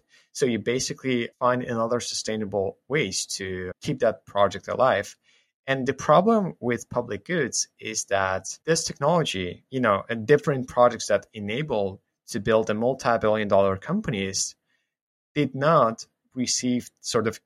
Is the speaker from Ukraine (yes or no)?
yes; Ukraine; I grew up in Ukraine, spent most of my life here